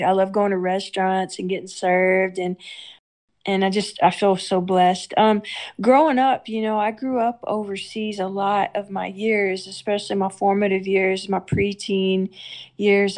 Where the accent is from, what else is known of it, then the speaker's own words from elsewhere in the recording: Houston, Texas, United States; now in Arkansas, United States; I love Houston. That's my my hometown